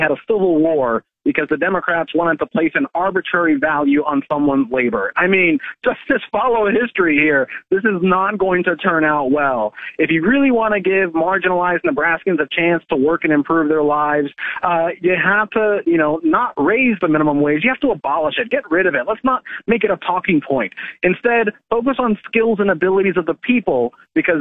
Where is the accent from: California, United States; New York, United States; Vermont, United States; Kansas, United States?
Kansas, United States; My state, my home state of Kansas